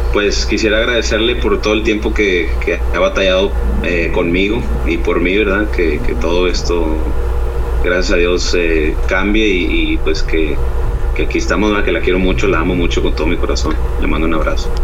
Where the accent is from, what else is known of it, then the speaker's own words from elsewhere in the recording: Dallas, Texas, United States; moved away as an adult; now in Monterrey, Mexico; yo nací aquí en Monterrey y a los nueve años eh, pues me fui con la familia, con mis padres, ahí a, Dallas, Texas y ahí pues estuve viviendo casi toda mi vida